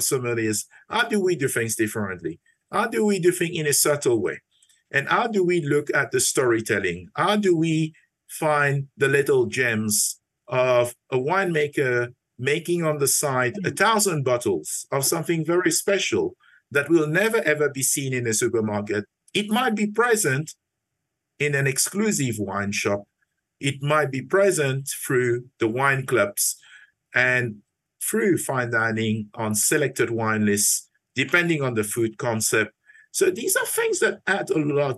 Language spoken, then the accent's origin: English; Mauritius; moved away; So my story started back in Mauritius. I'm originally from Mauritius. I was brought up in a family